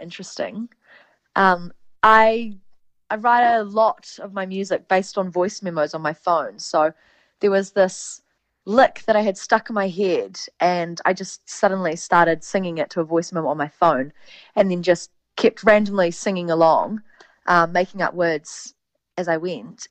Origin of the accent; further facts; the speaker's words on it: New Zealand; accent: Kiwi; my Kiwi accent